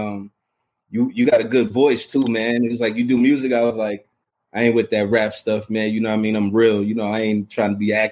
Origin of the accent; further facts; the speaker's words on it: Mount Vernon, New York, United States; I'm from Mount Vernon, New York